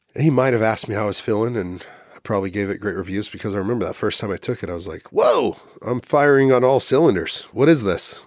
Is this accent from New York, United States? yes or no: no; Texas, United States; also born or lived in Oklahoma City; now in Austin, United States; I'm a Texan